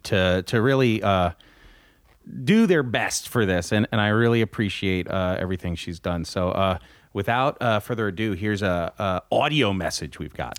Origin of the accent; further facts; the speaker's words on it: New Jersey, United States; I grew up in North Jersey, which is essentially a suburb of New York City